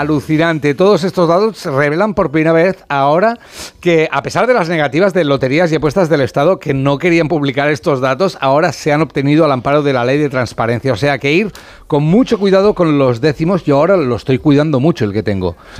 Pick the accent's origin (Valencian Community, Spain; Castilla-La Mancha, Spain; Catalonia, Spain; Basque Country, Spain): Catalonia, Spain; soy catalán